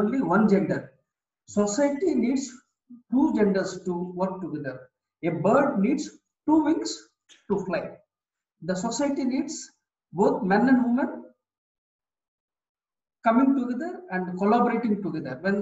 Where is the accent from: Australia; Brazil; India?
India; I am from India